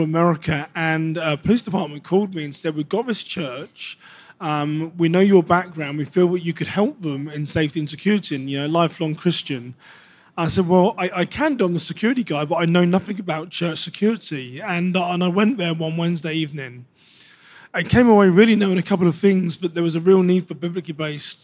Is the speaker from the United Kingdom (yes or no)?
yes; United Kingdom; moved away as an adult; now in United States; I've got a background as a British law enforcement officer. When I first emigrated here to the US